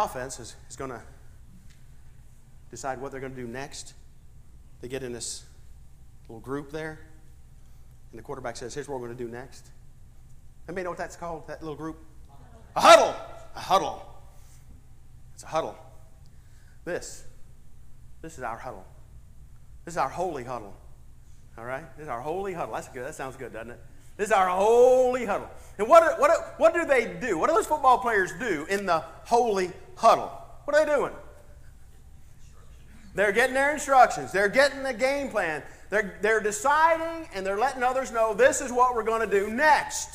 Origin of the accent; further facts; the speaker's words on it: Ohio, United States; I'm from Ohio.